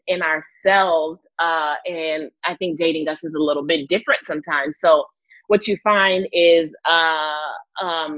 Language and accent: English; United States; I was born here in the States